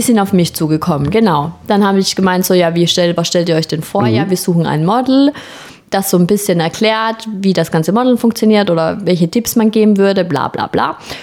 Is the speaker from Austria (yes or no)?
yes; Austria; accent: leicht österreichischer Akzent; Habe ich natürlich als Österreicherin mit meinem perfekten Hochdeutsch